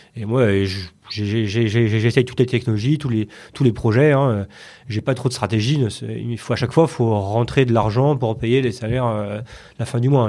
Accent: Paris region, Île-de-France, France; je suis né à Paris, mmh. dans le 11e, et voilà, j'ai grandi, en région parisienne. Val d'Oise, Yvelines, un peu, on a pas mal bougé avec mes parents, mais en région parisienne

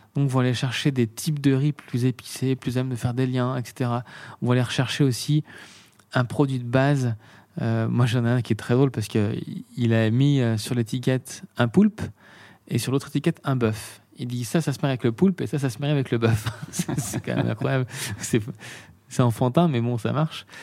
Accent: Beaune, Bourgogne-Franche-Comté, France; also born or lived in Meursault / Paris; Je suis né à Beaune

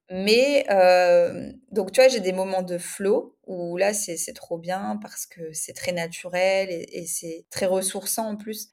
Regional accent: France; moved away as an adult; now in Spain; je suis française

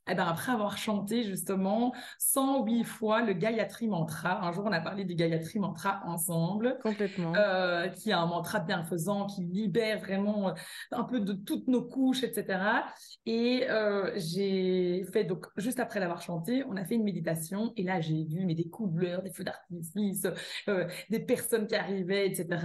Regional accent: Belgium; accent: Belgian; moved away as an adult; also born or lived in California; je le suis très belge, j'ai toujours mon accent belge.

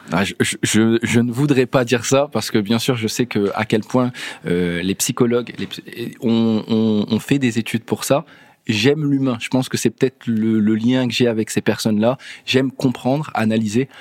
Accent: France; en tant que Français

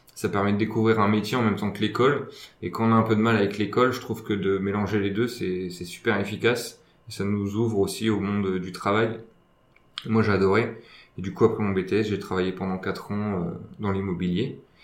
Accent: Aisne, Hauts-de-France, France; moved away as an adult; now in Reims, France; à la base, je viens de, de l'Aisne, je suis un axonné

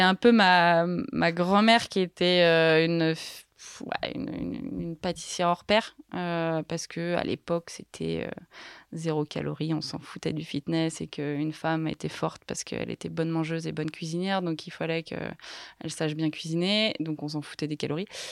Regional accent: Les Carroz d'Arâches, Auvergne-Rhône-Alpes, France; moved away as an adult; also born or lived in Paris; je suis originaire de, des Carreaux d'Arrache, qui est une station de ski

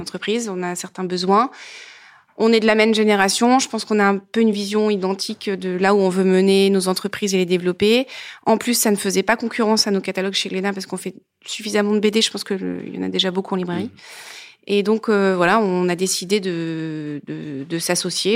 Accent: Grenoble, Auvergne-Rhône-Alpes, France; Je viens de Grenoble, je viens donc du Dauphiné

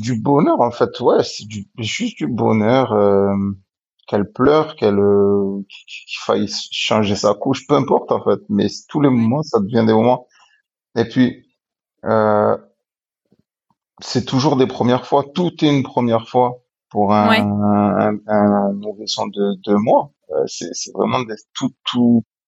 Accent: Marseille, Provence-Alpes-Côte d'Azur, France; je suis marseillais

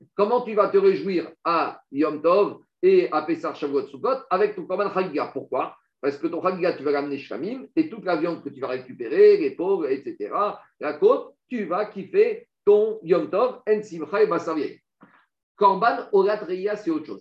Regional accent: France; moved away; on a des mauvaises racines, on a des mauvaises influences quand on a grandi en France

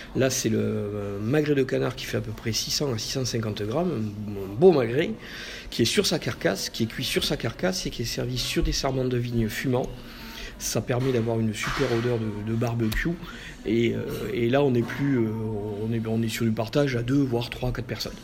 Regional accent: Béziers, Occitania, France; now in Bordeaux, France; Biterrois, je, suis, né à Béziers, j'ai grandi dans l'Hérault

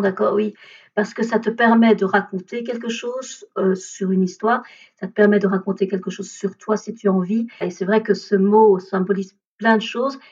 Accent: Belgium; also born or lived in India / Braine-l'Alleud, Belgium; je suis originaire de l'Inde. J'ai été adoptée à l'âge de 3 ans et demi et j'ai été adoptée par une famille belge

